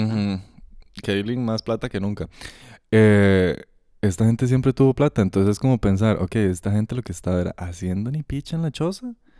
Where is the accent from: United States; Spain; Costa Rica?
Costa Rica; aquí en el país, ¿verdad? Costa Rica